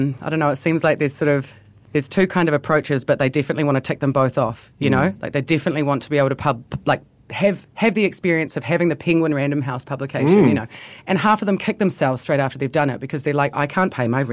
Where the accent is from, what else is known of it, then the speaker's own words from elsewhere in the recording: New Zealand; We are from New Zealand